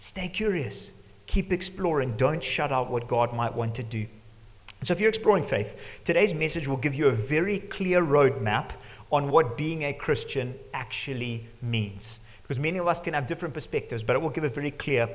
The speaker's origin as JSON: {"language": "English", "country": "Zimbabwe", "tie": "born or raised there", "said": "growing up in Zimbabwe, living here"}